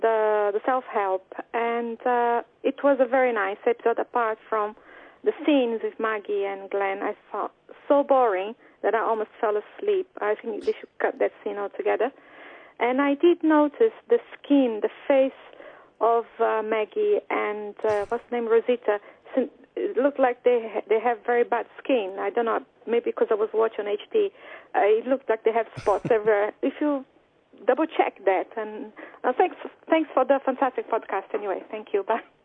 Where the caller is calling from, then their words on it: London, United Kingdom; I'm calling from London